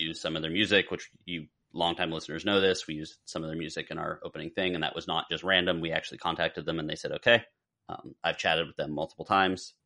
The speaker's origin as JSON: {"language": "English", "region": "South Florida", "country": "United States", "tie": "born or raised there", "said": "growing up in South Florida."}